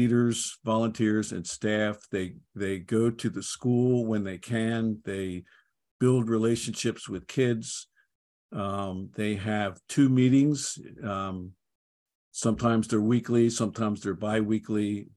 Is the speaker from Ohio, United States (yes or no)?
no; Philadelphia, Pennsylvania, United States; moved away as an adult; also born or lived in Dallas; I grew up in Philadelphia